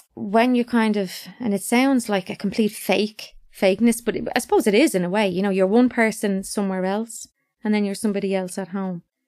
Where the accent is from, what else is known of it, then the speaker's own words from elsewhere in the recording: London, United Kingdom; now in Ireland; all were born in, in London